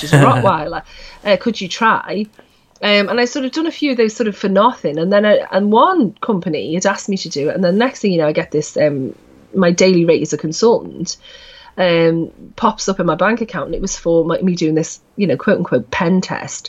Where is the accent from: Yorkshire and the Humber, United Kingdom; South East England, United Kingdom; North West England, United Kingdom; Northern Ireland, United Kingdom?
North West England, United Kingdom; Liverpool; we were all kind of growing up in Liverpool until the 70s and 80s